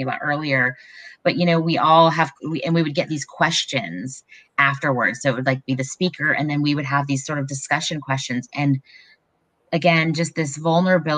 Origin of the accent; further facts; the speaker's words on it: Raleigh, North Carolina, United States; I grew up in Raleigh